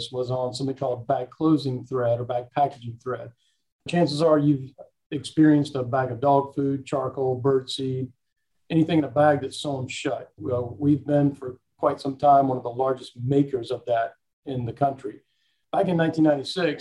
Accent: Laurinburg, North Carolina, United States; also born or lived in Charlotte; I was actually born in Charlotte, but I've grown up in Laurinburg

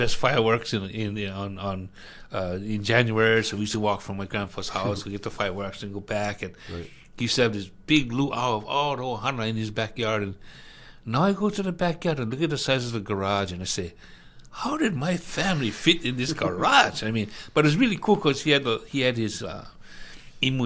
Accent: Hawaii, United States

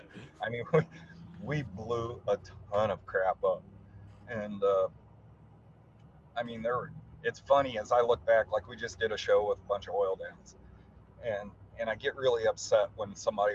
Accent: Colorado, United States; I'm from Colorado

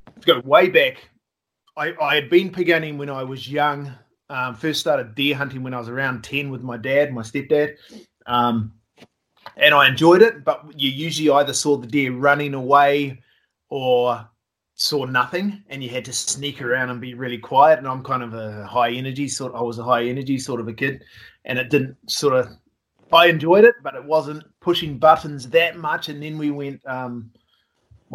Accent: New Zealand; I'm from New Zealand

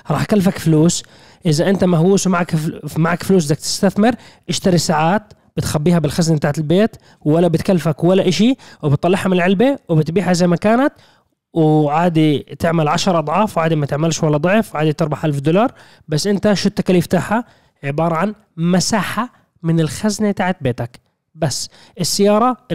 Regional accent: Syria; في انا سوري طولت بس لا.

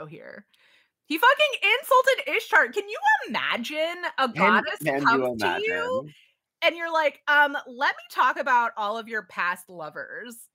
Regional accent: Texas, United States; We grew up in Texas

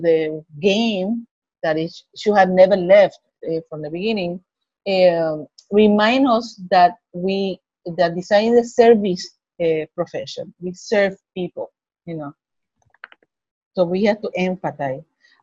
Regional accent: Puerto Rico; I'm from Puerto Rico

